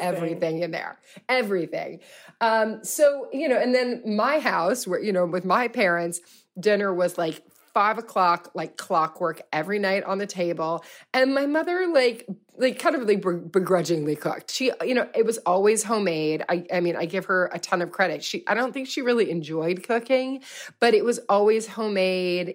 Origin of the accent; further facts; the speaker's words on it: Louisville, Kentucky, United States; I'm from Louisville, Kentucky.